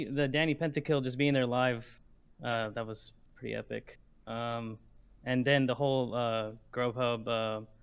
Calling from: Houston, Texas, United States

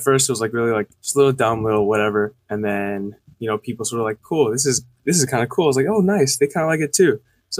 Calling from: California, United States

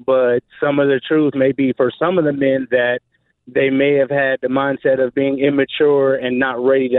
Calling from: Jacksonville, Florida, United States; Jacksonville, Florida.

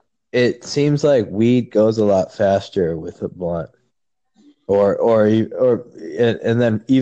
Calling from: California, United States

